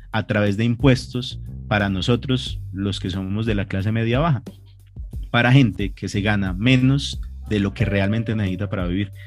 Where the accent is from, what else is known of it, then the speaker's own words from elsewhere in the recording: Colombia; como colombianos estábamos acostumbrados